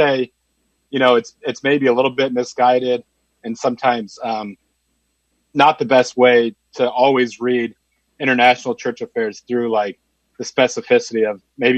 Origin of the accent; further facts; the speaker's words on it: United States; as an American Catholic